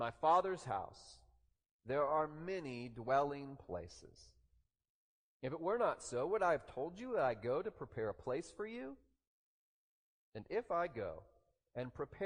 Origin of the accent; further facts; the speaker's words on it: the South, Southern United States, United States; we Southerners